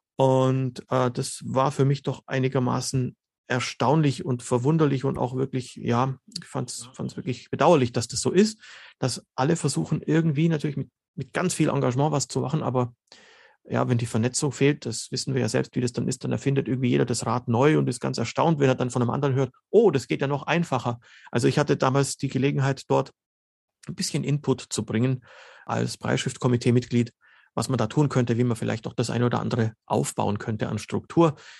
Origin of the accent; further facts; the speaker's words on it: Germany; first language Slovene; German is a second language; slowenisch ist meine Muttersprache und bin aber in Deutschland geboren und ähm, wie sagt man da so schön, Kultusbürokratie würde man sagen, ich bin ein Bildungsinländer auf Deutschland bezogen, ja, aber ich habe meine ganze Schullaufbahn in Deutschland absolviert